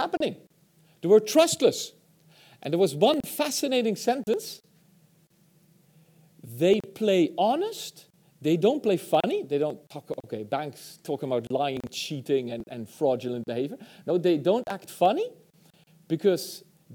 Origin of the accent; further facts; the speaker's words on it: Netherlands; I'm from the Netherlands